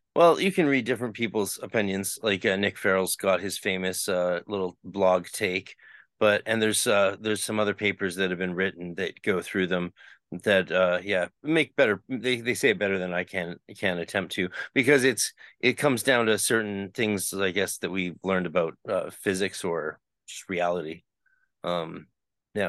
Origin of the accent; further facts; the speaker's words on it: Canada; I'm Canadian